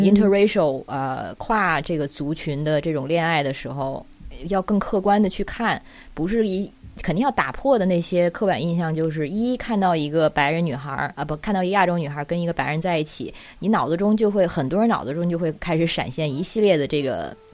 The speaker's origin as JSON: {"language": "Chinese", "country": "China", "also_born_or_lived": "New Zealand", "moved": "as an adult", "said": "我作为中国人的身份"}